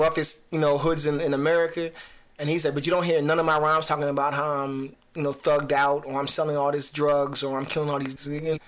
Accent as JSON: {"language": "English", "region": "New Jersey", "country": "United States", "said": "I'm from Jersey"}